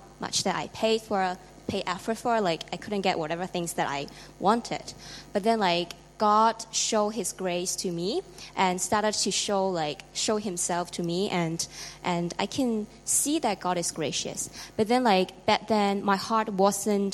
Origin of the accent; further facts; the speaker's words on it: Hong Kong; I'm from Hong Kong